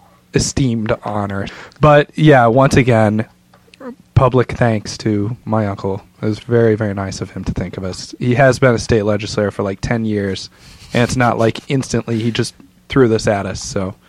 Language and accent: English; Kentucky, United States; moved away; my home state, Kentucky.